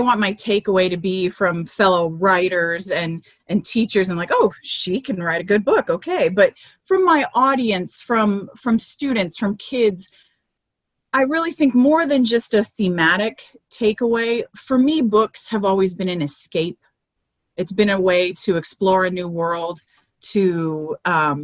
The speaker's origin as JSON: {"language": "English", "town": "Miami", "region": "Florida", "country": "United States", "tie": "born or raised there", "moved": "as an adult", "lives_now": "Central Texas, United States", "said": "where I grew up in Miami"}